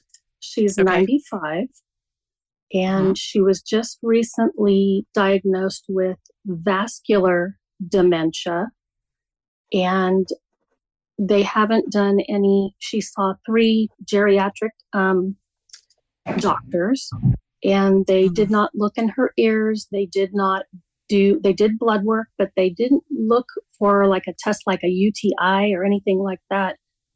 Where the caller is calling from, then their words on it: Reno, Nevada, United States; I'm calling from Nevada. Reno.